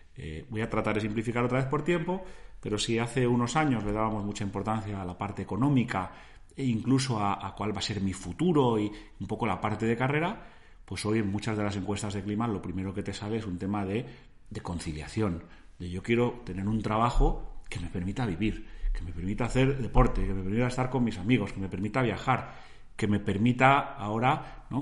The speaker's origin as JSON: {"language": "Spanish", "country": "Spain", "said": "cómo nos ven a los españoles"}